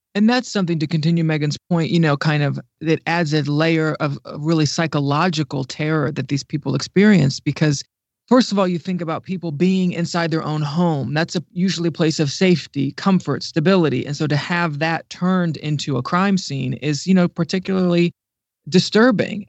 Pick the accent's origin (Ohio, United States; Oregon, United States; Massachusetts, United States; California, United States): Ohio, United States; moved away as an adult; now in Washington, D.C., United States; And I'm actually originally from Ohio, the Midwest, and I moved, um, to D C about ten years ago